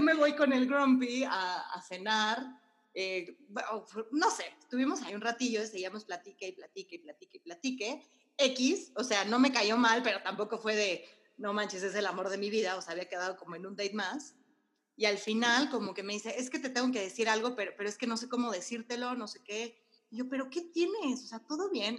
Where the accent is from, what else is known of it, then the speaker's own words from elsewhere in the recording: Mexico; yo como buena mexicana